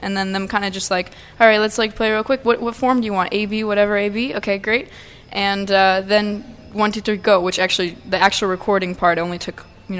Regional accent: San Diego, California, United States; first language Russian; moved away; also born or lived in Russia; where I grew up in San Diego, the town I grew up in, actually, in San Diego.

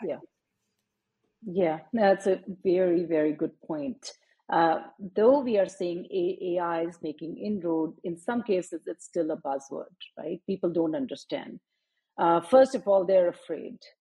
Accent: Faridabad, Haryana, India; moved away as an adult; also born or lived in Chennai, India; now in United States; I grew up in India, um, a town outside New Delhi, Faridabad

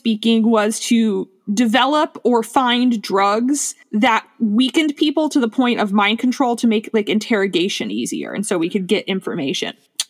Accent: Miami, Florida, United States; moved away; because I grew up in Miami

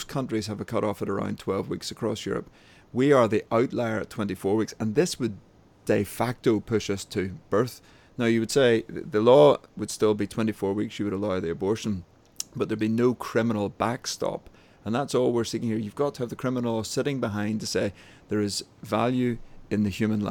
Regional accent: Northern Ireland, United Kingdom; accent: Northern Irish; I'm based in Northern Ireland, as we probably know from my funny accent

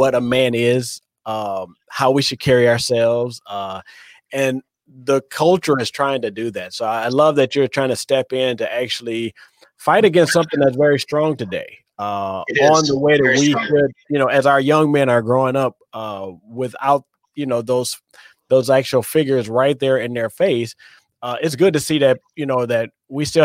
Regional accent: Detroit, Michigan, United States; I come out of the inner city. I'm from Detroit.

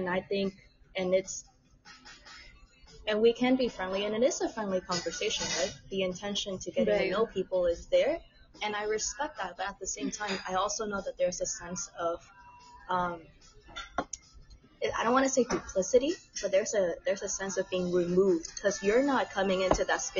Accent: Tacoma, Washington, United States; also born or lived in Vietnam; Tacoma. Yeah, like about 30 minutes down from Seattle.

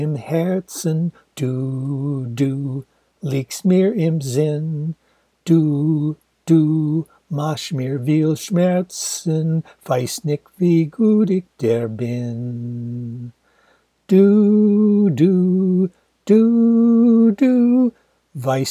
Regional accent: Ann Arbor, Michigan, United States; my hometown University of Michigan

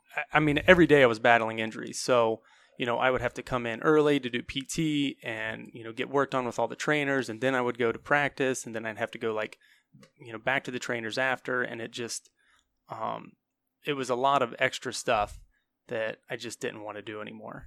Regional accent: New Concord, Ohio, United States; also born or lived in South Carolina; I'm from New Concord

